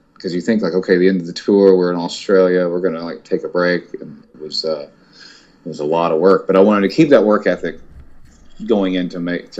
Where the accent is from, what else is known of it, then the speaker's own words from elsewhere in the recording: Longview, Texas, United States; where I grew up in Longview, Texas.